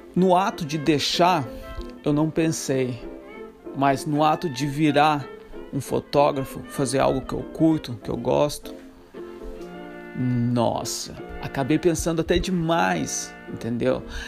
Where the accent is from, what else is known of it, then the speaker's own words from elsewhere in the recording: Santa Catarina, Brazil; moved away as an adult; Sou brasileiro, Santa Catarina, seis anos fora do Brasil